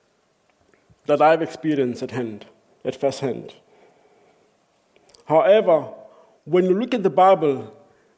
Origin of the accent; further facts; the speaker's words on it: South Africa; I grew up in South Africa.